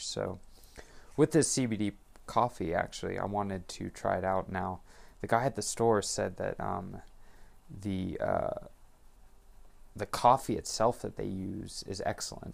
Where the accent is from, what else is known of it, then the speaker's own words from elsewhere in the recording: Monterey, California, United States; moved away; I am originally from Monterey, California